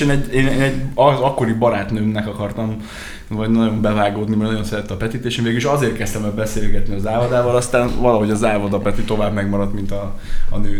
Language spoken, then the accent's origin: Hungarian; Ják, Vas, Hungary; also born or lived in Szombathely